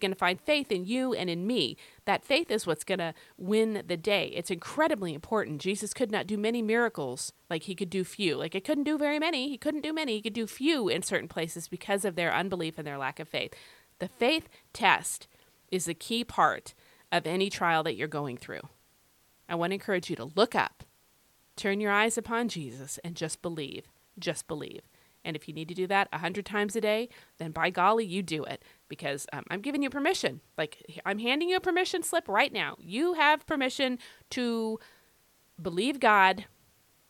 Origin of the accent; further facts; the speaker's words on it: United States; I happen to be a Christian who was born in America.